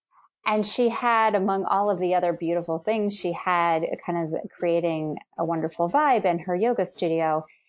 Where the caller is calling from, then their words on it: Philadelphia, Pennsylvania, United States; I'm calling in right now from Mount Airy, right in the northwest suburbs or northwest direction from Philadelphia.